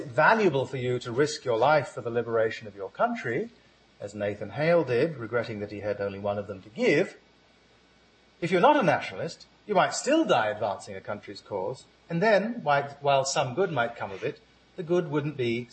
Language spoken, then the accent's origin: English; Ghana; my identity as a Ghanaian.